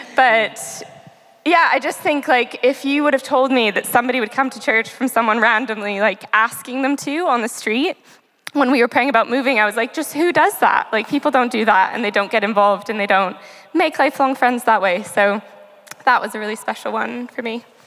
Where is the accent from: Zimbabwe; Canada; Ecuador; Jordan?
Canada; moved away as an adult; now in Southampton, United Kingdom; I'm from Canada